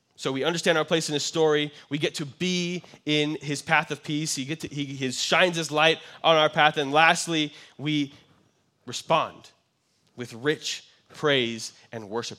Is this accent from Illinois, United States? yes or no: no; Kansas, United States; moved away; growing up in Kansas, I had some friends who had ranches